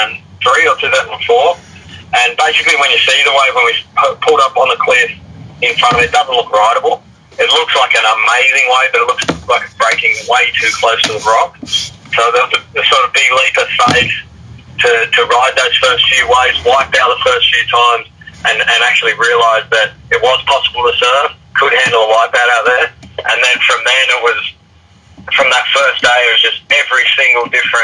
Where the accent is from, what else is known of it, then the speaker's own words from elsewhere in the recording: Sydney, New South Wales, Australia; I grew up here in Maroubra in Sydney